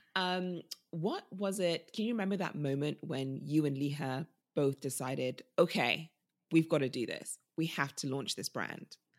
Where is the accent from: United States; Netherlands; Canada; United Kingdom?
United Kingdom; also born or lived in Nigeria; us as British people